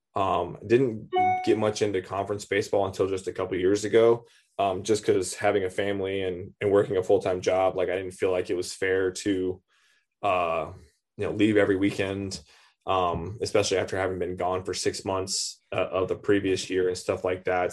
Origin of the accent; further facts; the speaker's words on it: Lancaster, California, United States; moved away; also born or lived in Florida; I was born in California